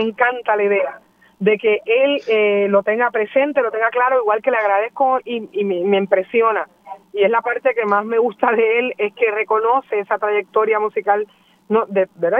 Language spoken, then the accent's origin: Spanish; Puerto Rico; nosotros sentimos como puertorriqueños